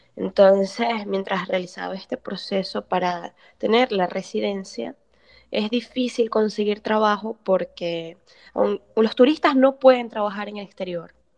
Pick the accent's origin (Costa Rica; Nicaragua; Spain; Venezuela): Venezuela; Maracaibo, Zulia; moved away as an adult; now in Portugal; soy psicóloga y periodista venezolana